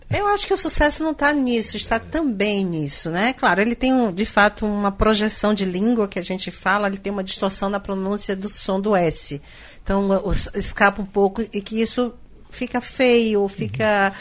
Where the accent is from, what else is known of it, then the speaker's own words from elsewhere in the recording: Northeast Region, Brazil; nós nordestinos